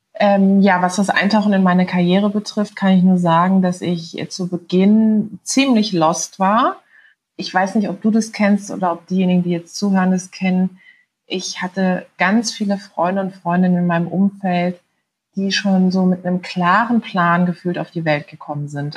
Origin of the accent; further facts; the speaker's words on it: Karlsruhe, Baden-Württemberg, Germany; habe mit 20 Jahren kandidiert in Karlsruhe, in meiner Heimatstadt.